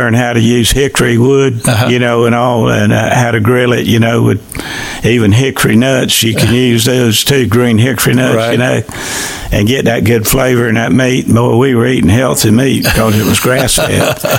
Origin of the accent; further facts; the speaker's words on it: Sopchoppy, Florida, United States; But I grew up in the Southern Baptist Church in Sop Choppy. We had three churches.